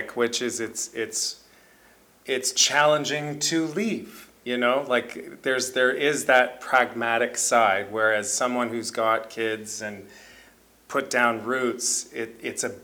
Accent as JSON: {"language": "English", "town": "Kitchener", "region": "Ontario", "country": "Canada", "tie": "born or raised there", "said": "I grew up here. I'm from Kitchener"}